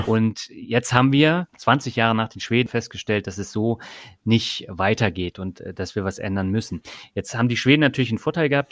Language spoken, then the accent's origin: German; Germany; bei uns in Deutschland